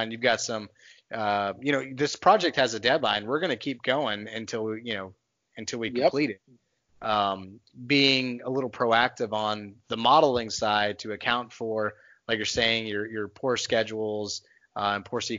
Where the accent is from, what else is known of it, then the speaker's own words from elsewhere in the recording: Texas, United States; I'm a nomad, but I'm a Texan by by heart. I grew up in Texas.